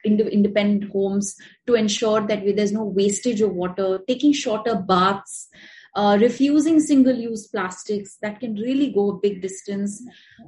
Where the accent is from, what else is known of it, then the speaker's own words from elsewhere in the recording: India; we are from India